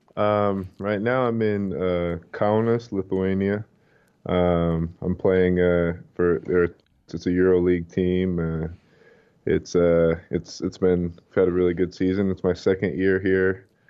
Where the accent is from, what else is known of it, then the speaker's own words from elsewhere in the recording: Provo, Utah, United States; moved away as an adult; also born or lived in Philadelphia / Los Angeles / Brooklyn; I grew up in Provo. I've lived there, um, basically my whole life until, you know, after college